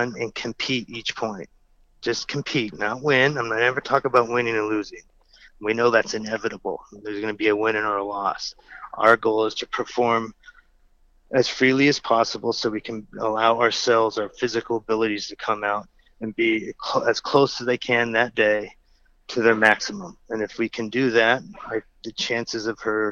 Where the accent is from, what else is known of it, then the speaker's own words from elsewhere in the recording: California, United States; growing up in California